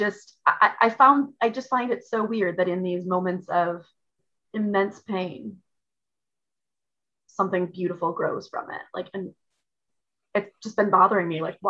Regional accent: Midwest, United States; moved away; I'm from the Midwest originally

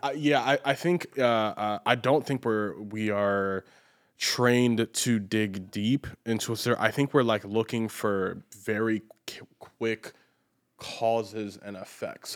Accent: United States; As an American

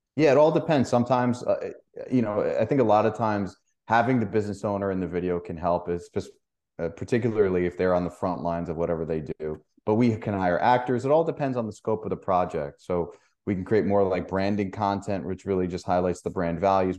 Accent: New York, United States; I'm from New York

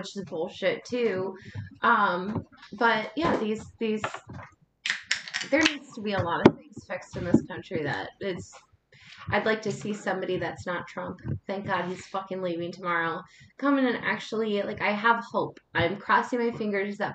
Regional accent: North Carolina, United States; I grew up in North Carolina and really close to military base

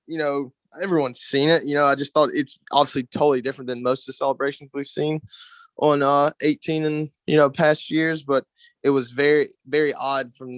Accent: Gastonia, North Carolina, United States; also born or lived in Akron, Ohio; now in Charlotte, United States; I was born in Akron, Ohio, and then I moved to Gastonia when I was 6 years old. So I just say I was born in Akron, Ohio, but raised in Gastonia, and now I live in Charlotte.

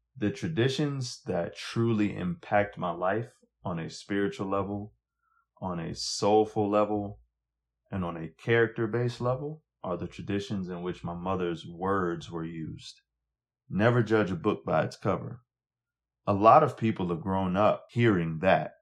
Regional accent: Montgomery, Alabama, United States; as a young black kid growing up in Montgomery

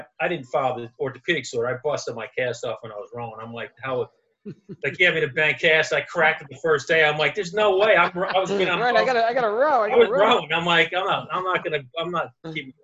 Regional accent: Huntington, New York, United States; I grew up on Long Island, Huntington

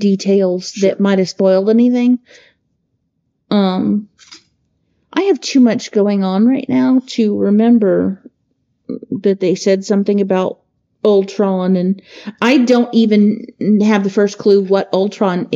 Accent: United States

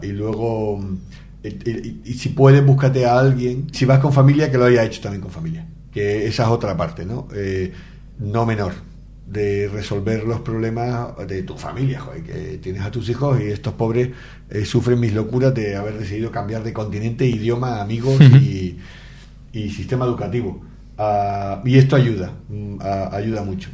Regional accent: Canary Islands, Spain; moved away as an adult; now in Miami, United States; somos canarios

